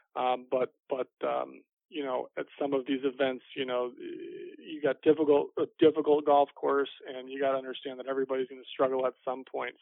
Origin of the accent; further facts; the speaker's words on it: Fort Lauderdale, Florida, United States; my hometown